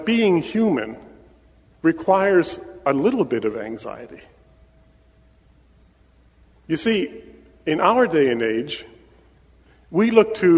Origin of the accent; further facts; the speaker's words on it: Pennsylvania, United States; moved away as an adult; my wife and I were born and raised in Pennsylvania